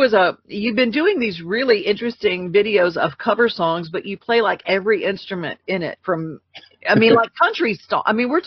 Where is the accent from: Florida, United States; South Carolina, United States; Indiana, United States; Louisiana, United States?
Louisiana, United States; growing up in Louisiana